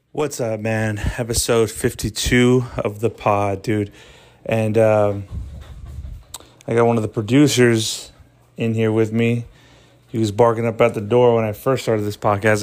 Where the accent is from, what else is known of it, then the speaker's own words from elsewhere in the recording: Texas, United States; my home state, you know, Texas